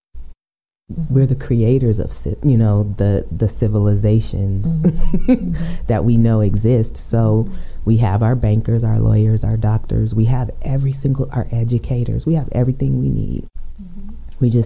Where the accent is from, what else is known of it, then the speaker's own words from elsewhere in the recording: Aurora, Colorado, United States; I'm born and raised in Aurora